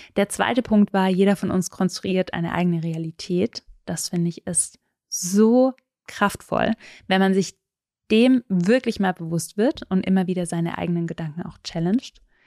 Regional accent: Southern Germany, Germany; Ich bin in Süddeutschland aufgewachsen

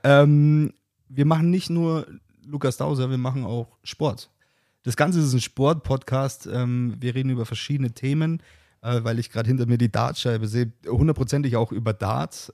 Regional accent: Bavaria, Germany; ich komme aus Bayern

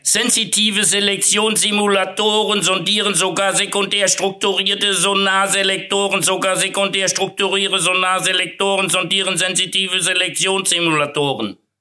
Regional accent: Siegerland, North Rhine-Westphalia, Germany; in meinem Heimatort, äh, da wo ich geboren bin, äh, oder in der Nähe, das ist die Erzquell-Brauerei

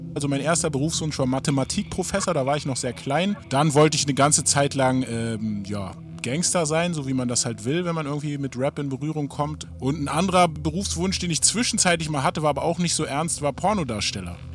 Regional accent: Berlin, Germany; Ich bin ein Berliner Rapper, aufgewachsen in Morbid, ne, Nachbarbezirk von Wedding

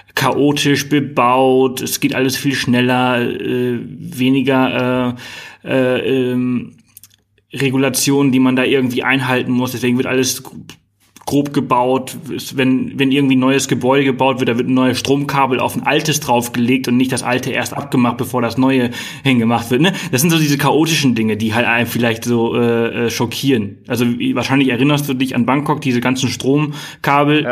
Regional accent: Germany; bei uns in Deutschland

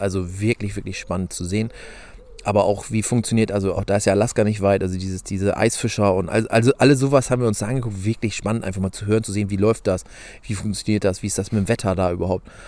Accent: Lower Saxony, Germany; ich komme aus Niedersachsen, wohne im Landkreis Diepholz

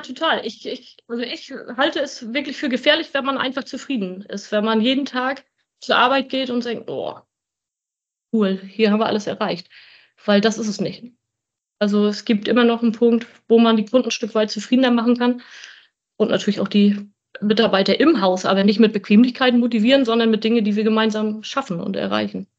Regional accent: Grevesmühlen, Mecklenburg-Vorpommern, Germany; ich komme von hier. Ich bin Luftlinie 250 Meter von hier geboren

